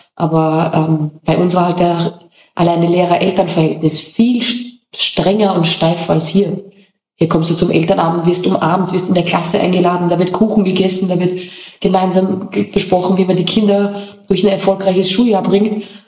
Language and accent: German; Austria; moved away as an adult; now in Mallorca, Spain; als Österreicher